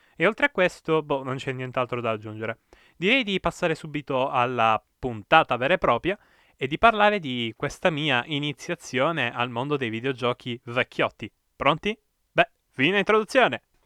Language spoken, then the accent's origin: Italian; province of Perugia, Umbria, Italy; also born or lived in Bagheria, Sicily; a nove anni son stato, diciamo, spedito forzatamente insieme a tutta la mia famiglia eh, nel cuore dell'Umbria